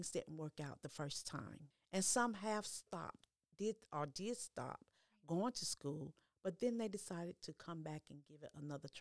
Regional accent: Aurora, North Carolina, United States; born or raised there

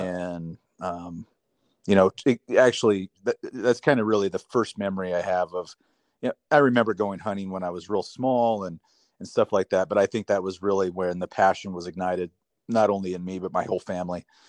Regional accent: Three Forks, Montana, United States; I grew up in Montana, southwest Montana, a little town called Three Forks.

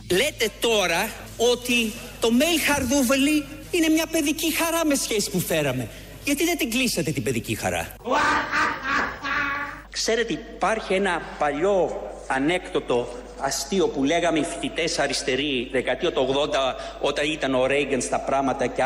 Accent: United Kingdom; Εγώ όπως ξέρετε μεγάλωσα στη Βρετανία.

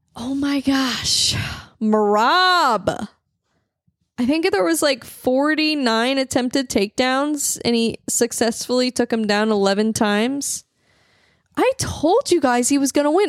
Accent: St. Louis, Missouri, United States; I'm from the Midwest

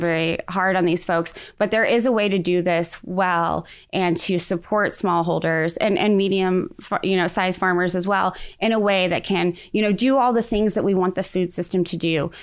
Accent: Defiance, Missouri, United States; growing up in Defiance, Missouri

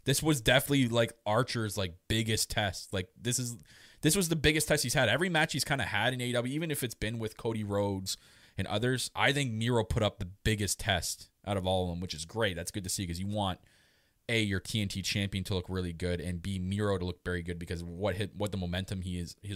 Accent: Canada; I'm Canadian.

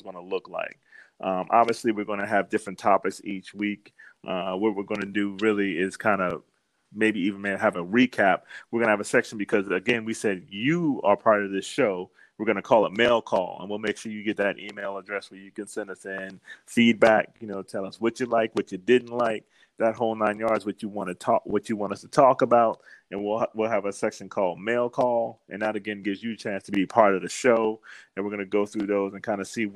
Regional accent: Washington, District of Columbia, United States; moved away; growing up in the East Coast in a city like D.C.

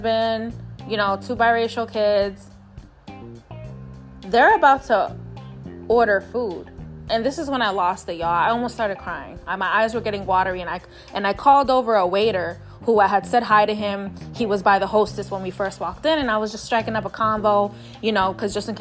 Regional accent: New York City, New York, United States; I'm from New York City

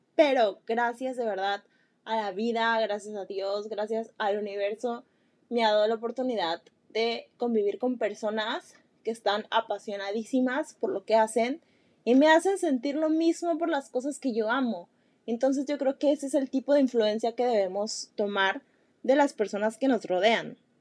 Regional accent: Mexico; soy de México

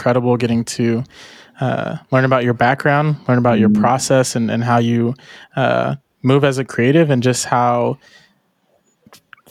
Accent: United States; also born or lived in Haiti (ancestry); I was born in the States

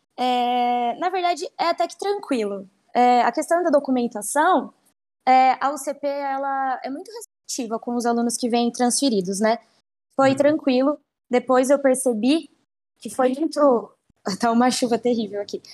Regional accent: São Paulo, Brazil; moved away as an adult; now in Paraguay; eu sou de São Paulo, capital

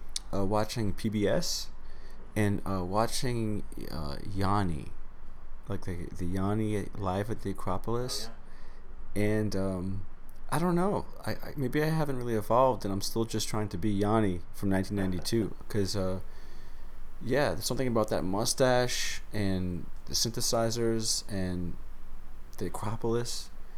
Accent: New York City, New York, United States; Grew up in Queens, New York.

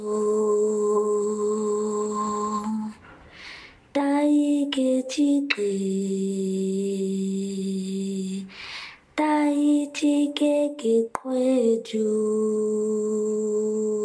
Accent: Kimberley, Northern Cape, South Africa; I'm from the Northern Cape, Kimberley

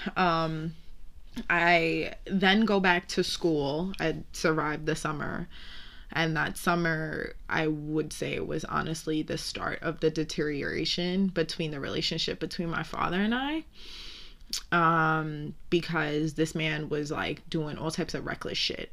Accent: New York City, New York, United States; I'm from Brooklyn

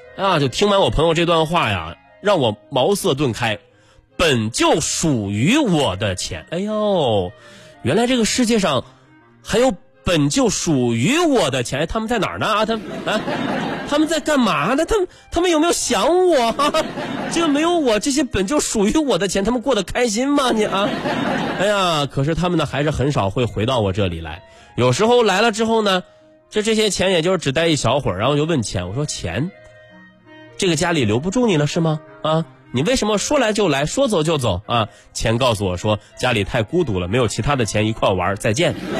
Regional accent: China; 这也是我们中国人最朴素的财富观念

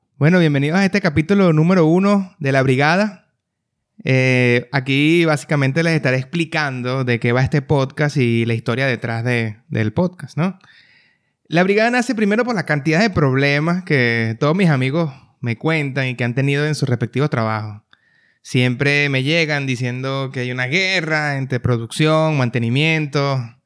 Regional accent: Venezuela; moved away as an adult; now in Panama; nací en Venezuela, eh, desde, hace ya el 2014 emigré del país

